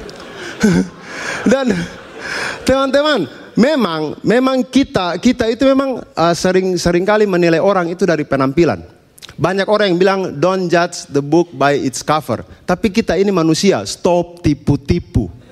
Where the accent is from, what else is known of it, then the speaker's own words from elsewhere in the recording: East Nusa Tenggara, Indonesia; Kami orang NTT pakai barang seperti itu dari abad ke-7.